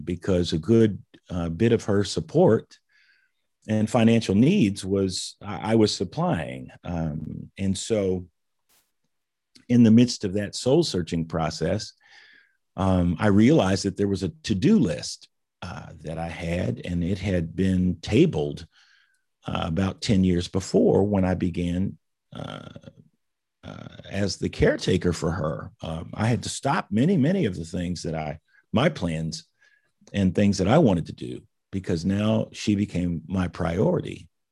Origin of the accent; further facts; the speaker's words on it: Indianapolis, Indiana, United States; I grew up in Indianapolis, went to the public school system.